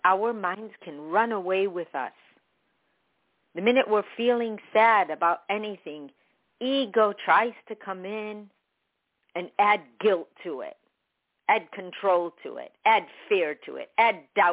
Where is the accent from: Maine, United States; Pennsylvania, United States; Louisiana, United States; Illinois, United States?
Illinois, United States; Chicago; I was born in Chicago, but I'm Palestinian.